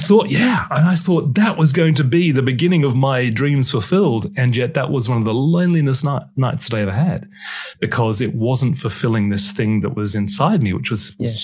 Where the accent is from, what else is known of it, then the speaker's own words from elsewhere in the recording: Brisbane, Queensland, Australia; now in United Kingdom; My parents are British. And so I was born in Australia. I was born in Brisbane. But I got beaten up in the school ground because I had a Pommy accent.